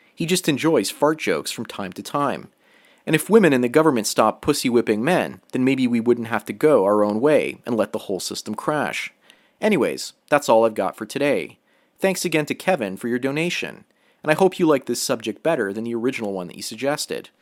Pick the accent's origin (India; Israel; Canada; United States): Canada; I was raised in Canada